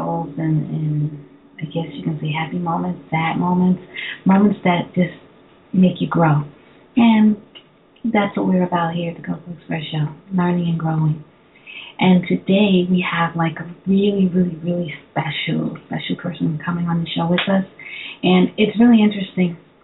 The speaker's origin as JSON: {"language": "English", "town": "New York City", "region": "New York", "country": "United States", "said": "I'm also originally from Brooklyn"}